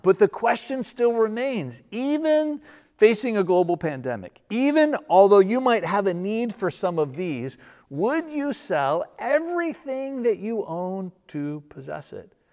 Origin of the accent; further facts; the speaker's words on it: United States; I grew up in Verina and I'm still a little bit of a redneck